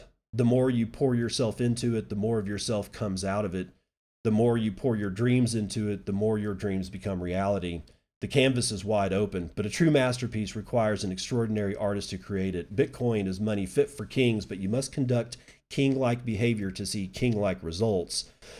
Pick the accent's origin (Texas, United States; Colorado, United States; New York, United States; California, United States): Texas, United States; To make it simple, I come from Texas dirt, and thus I've lived a life of grit with a form of strength you find from pioneering spirits that created me.